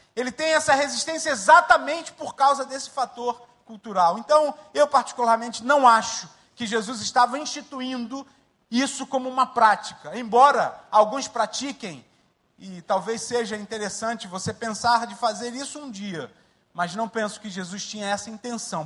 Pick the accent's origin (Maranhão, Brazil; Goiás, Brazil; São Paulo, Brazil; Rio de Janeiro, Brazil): Rio de Janeiro, Brazil; moved away as an adult; also born or lived in Mangueira, Rio de Janeiro / Jacarepaguá, Rio de Janeiro / Linhares, Espírito Santo; now in Dakar, Senegal; Nasci na favela da Mangueira e fui para Marechal e passei minha vida toda em Marechal